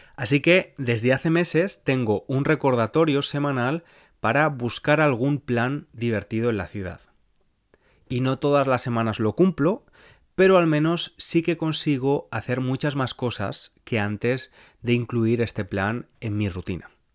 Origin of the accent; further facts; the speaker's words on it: Spain; accent: Spanish; my Spanish accent